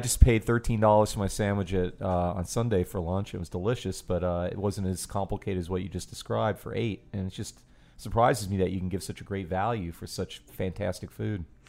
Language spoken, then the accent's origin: English; New York, United States; now in New Orleans, United States; growing up in New York